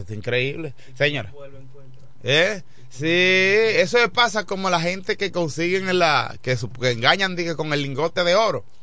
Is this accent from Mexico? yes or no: no; Dominican Republic; ¿cuántas cosas pasan en la República Dominicana? Ese es nuestro país